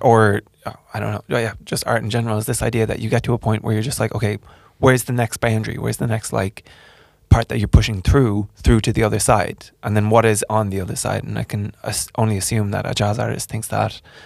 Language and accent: English; Ireland; moved away; I'm from Ireland